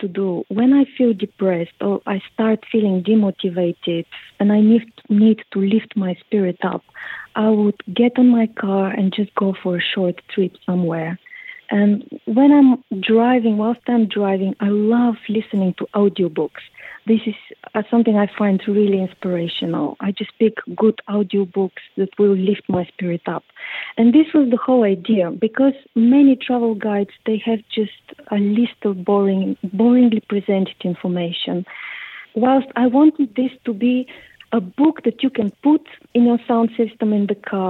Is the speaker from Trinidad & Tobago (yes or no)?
no; Bulgaria; English is a second language; Well, actually, I grew up in Bulgaria during the communism, so we were not allowed to travel at all.